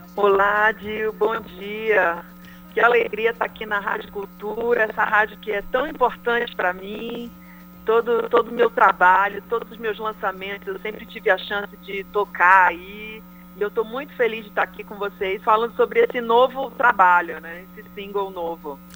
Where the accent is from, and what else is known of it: Pará, Brazil